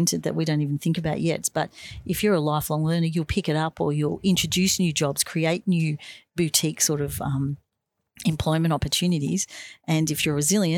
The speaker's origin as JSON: {"language": "English", "town": "Bonbeach", "region": "Victoria", "country": "Australia", "tie": "born or raised there", "said": "at home where I grew up in Bomb Beach. That's down near Frankston."}